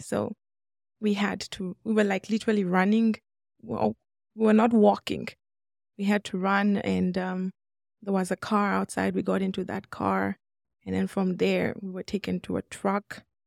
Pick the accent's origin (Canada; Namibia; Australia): Namibia; moved away as an adult; also born or lived in Democratic Republic of the Congo; now in Boise, United States; I am born in Congo, but I was raised in Namibia.